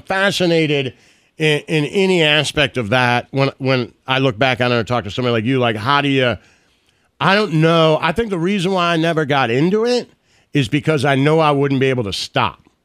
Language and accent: English; Detroit, Michigan, United States; me growing up in Detroit in the '80s